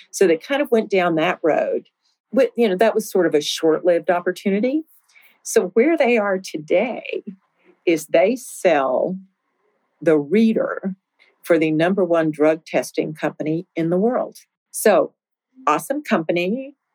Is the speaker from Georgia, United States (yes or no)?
no; Winston-Salem, North Carolina, United States; You know, I came from Winston-Salem, where 70% of the US population lived within 500 miles.